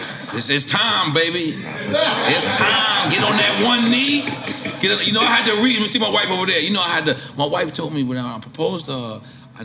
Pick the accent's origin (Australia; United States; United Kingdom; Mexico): Australia; I'm Australian too. Yeah. And Irish. I'm exactly what you are.